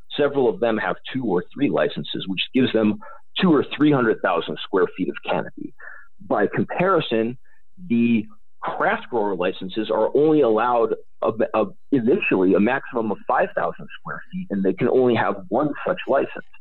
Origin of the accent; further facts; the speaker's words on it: Illinois, United States; moved away; I've maintained interest in Illinois because I grew up there. My family are is from Illinois. I'm from Illinois.